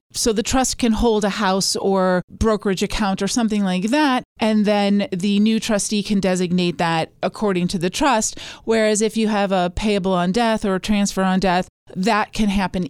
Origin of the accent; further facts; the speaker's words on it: Lincoln, Nebraska, United States; born there; also born or lived in Sweden / Minnesota; I was born in Lincoln, Nebraska. My dad was a professional Boy Scout, so we traveled every time he got a promotion.